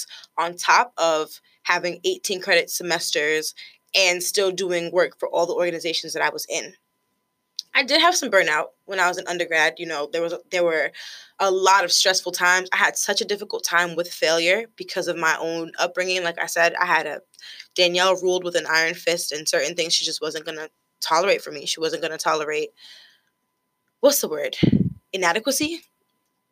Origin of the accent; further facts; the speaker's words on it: United States; I am a first-generation American. Both of my parents are from Haiti. I was born in the States